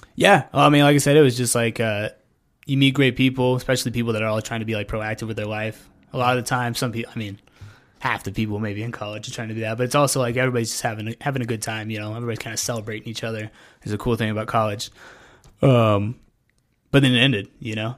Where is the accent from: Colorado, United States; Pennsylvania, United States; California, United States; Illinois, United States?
Colorado, United States; Pueblo; also born or lived in Kansas; originally from, like, Kansas, but ca-, came to Pueblo when I was, like, eight